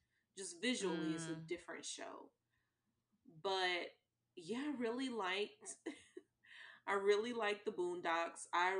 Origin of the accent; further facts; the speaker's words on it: Georgia, United States; you and I are from where we're not from Georgia, but we grew up in our formative years.